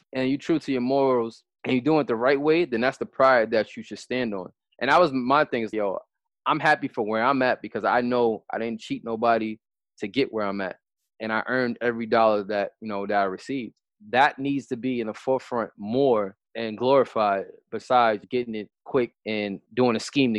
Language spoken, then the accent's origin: English; New York City, New York, United States; They ruined the game growing up in New York City. The culture is fashion and dressing nice.